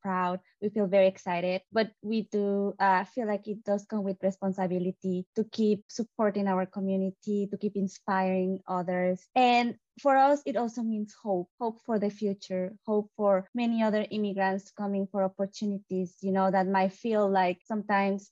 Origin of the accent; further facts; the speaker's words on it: Mexico; moved away as an adult; now in Philadelphia, United States; I am from Mexico. I've been in the U.S. since 2016